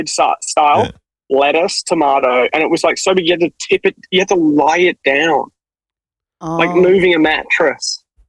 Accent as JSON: {"language": "English", "country": "Australia", "said": "I guess we are also from Australia"}